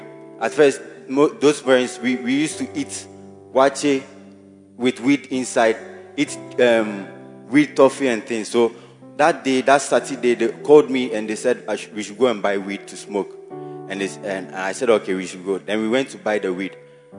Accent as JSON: {"language": "English", "town": "Ketase", "country": "Ghana", "said": "I'm from Ketase constituency, and I'm a Bacenta leader by the grace of God."}